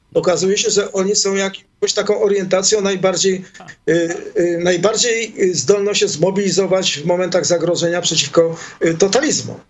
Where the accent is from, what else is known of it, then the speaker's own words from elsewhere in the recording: Poland; accent: Polish; moved away as an adult; now in Israel; wyjechałem z Polski mając 21 lat